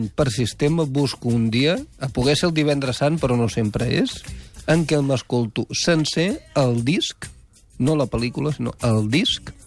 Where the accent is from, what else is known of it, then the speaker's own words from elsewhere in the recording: Tarragona, Catalonia, Spain; recorda que sóc tarragoní de naixement.